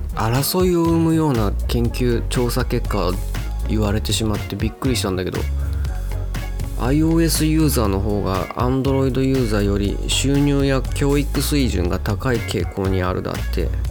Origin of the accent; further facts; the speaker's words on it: Itabashi, Tokyo, Japan; うちの地元板橋区っていうところがあるんですけど